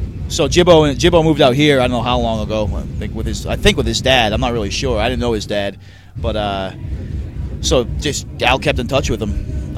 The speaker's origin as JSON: {"language": "English", "region": "Massachusetts", "country": "United States", "said": "we're from Massachusetts"}